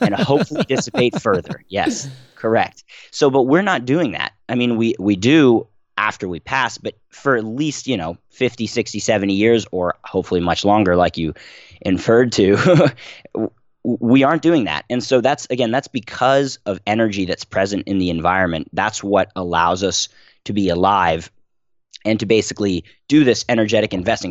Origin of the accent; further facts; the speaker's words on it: Philadelphia, Pennsylvania, United States; I was born and raised in Philadelphia